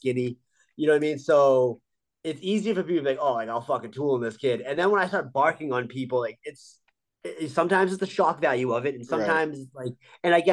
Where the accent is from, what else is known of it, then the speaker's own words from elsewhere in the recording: Boston, Massachusetts, United States; I'll get stopped, you know, in my hometown and people know who I am